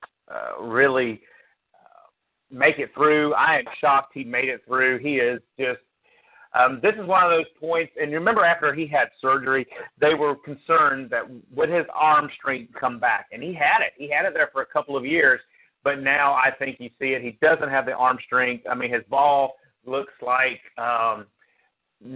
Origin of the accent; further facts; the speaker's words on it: the South, United States; growing up in the South